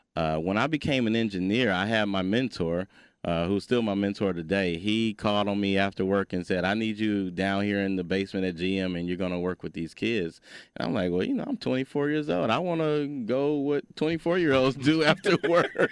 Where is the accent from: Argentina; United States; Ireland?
United States; Detroit, Michigan; growing up in Detroit, Michigan